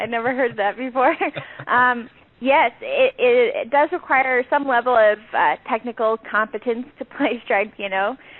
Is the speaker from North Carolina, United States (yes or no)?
no; St. Louis, Missouri, United States; moved away as an adult; also born or lived in Chicago; my hometown of St. Louis.